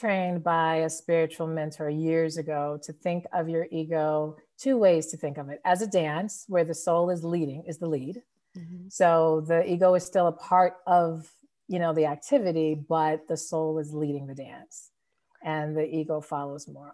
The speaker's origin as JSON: {"language": "English", "town": "Denver", "region": "Colorado", "country": "United States", "tie": "born or raised there", "moved": "yes", "lives_now": "Chicago, United States", "said": "I was born and raised in Denver, Colorado, but I do not live there now. I'm actually based in the Chicago area"}